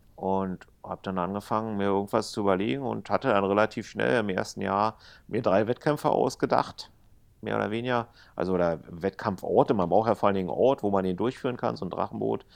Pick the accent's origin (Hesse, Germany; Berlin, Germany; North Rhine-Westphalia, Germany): Berlin, Germany; als Berliner